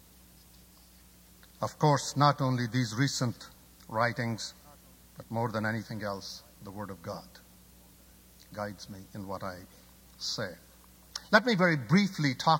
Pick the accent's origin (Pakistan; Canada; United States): Pakistan; moved away; I'm originally from Pakistan